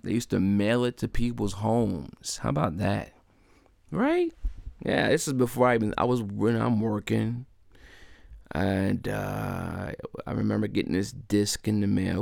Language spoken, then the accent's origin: English; Delaware, United States; my home state of Delaware